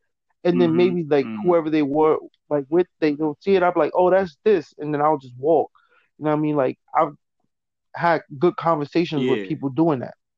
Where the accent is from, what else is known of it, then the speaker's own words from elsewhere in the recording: East Coast, United States; I'm from the East Coast, so like, I don't know how people gonna jock my style, how I talk